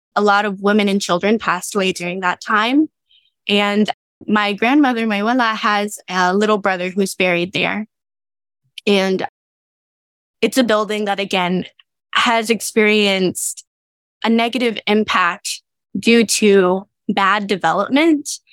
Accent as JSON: {"language": "English", "town": "Dallas", "region": "Texas", "country": "United States", "tie": "born or raised there", "also_born_or_lived": "Denton, Texas", "said": "I grew up in West Dallas until the age of five and then moved to Oak Cliff with my mom"}